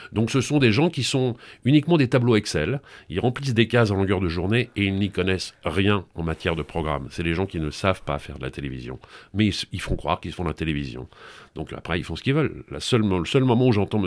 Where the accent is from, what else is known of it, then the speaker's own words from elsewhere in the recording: Paris region, Île-de-France, France; moved away; also born or lived in Brittany; je suis né en Bretagne, mais après j'ai vécu mon adolescence et, une grande partie de mon enfance au Muron, en région parisienne